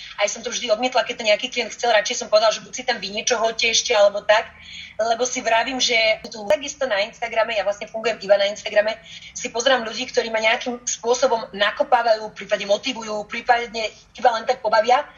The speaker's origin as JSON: {"language": "Slovak", "town": "Bratislava", "region": "Bratislava Region", "country": "Slovakia", "tie": "born or raised there", "also_born_or_lived": "Germany / Záhorie / Bosnia", "said": "Viac menej žijem celý život v Bratislave, s tým, že chvíľočku sme bývali aj na Záhori, chvíľočku sme tak nejak pendlovali, aj, ja som sa narodila totiž to v Nemecku. Takže moje prvé roky boli práve v Nemecku, potom sme prišli do Bratislavy"}